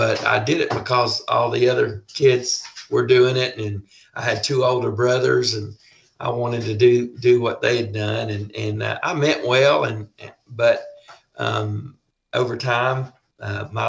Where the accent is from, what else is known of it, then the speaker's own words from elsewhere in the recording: Buford, Georgia, United States; also born or lived in Bethlehem, Georgia; I grew up in Buford, Georgia.